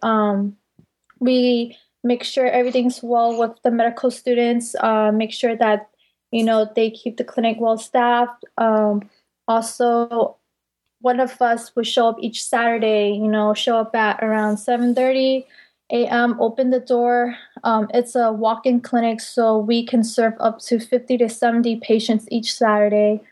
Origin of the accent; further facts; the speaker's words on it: Bay Area, California, United States; I'm primarily from the Bay Area